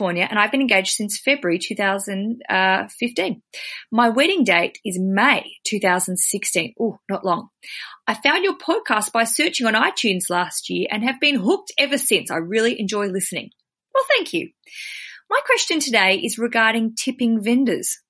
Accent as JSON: {"language": "English", "country": "Australia", "said": "as an Aussie"}